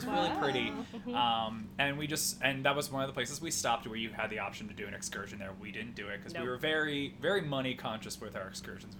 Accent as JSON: {"language": "English", "region": "Delaware", "country": "United States", "said": "we're from Delaware."}